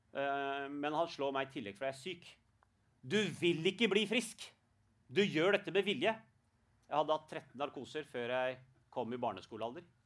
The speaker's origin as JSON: {"language": "Norwegian", "country": "Norway", "tie": "born or raised there", "said": "selv om jeg er født i Norge, jeg blir kalt norsk pakistaner"}